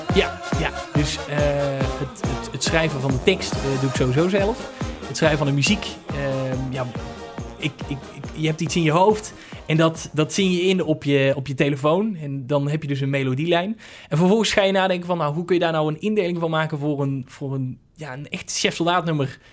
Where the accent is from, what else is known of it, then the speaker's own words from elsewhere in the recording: Hoeve, Netherlands; Hoeve, dat is het dorp waar ik vandaan kom